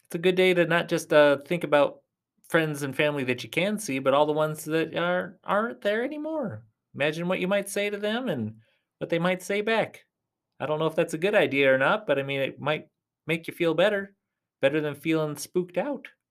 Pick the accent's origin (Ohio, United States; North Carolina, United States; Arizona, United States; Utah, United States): Arizona, United States; Tucson; I'm from Tucson, Arizona.